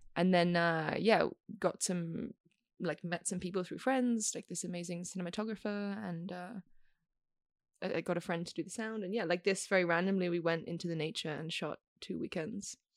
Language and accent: English; Australia; moved away as an adult; also born or lived in Beijing / Bosnia and Herzegovina; now in Italy; I'm currently based in Italy, but I'm Australian